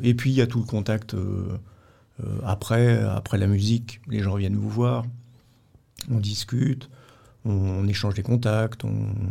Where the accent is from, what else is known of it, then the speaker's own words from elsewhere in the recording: Vierzon, Centre-Val de Loire, France; dans ma ville natale, à Vierzon, dans le Berry, à côté de Bourges